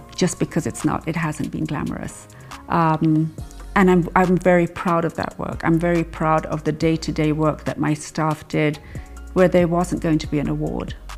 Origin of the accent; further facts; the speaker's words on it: Kenya; I'm I'm just Kenyan